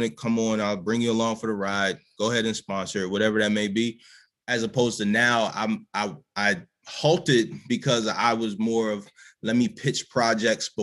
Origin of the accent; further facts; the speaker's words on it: Baltimore, Maryland, United States; I'm a dude from Baltimore.